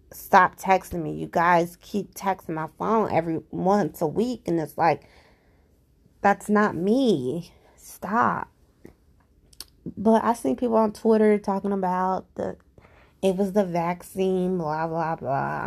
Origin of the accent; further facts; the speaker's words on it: Cincinnati, Ohio, United States; I'm from Cincinnati, Ohio. I live here